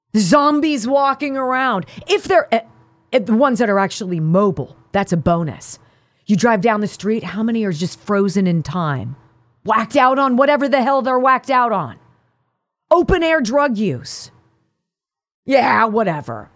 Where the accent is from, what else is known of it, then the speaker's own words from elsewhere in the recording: Pennsylvania, United States; this is my home state